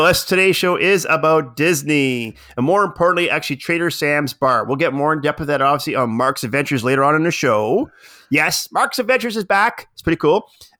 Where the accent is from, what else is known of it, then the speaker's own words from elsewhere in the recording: Canada; I'm being so Canadian. That's what it is.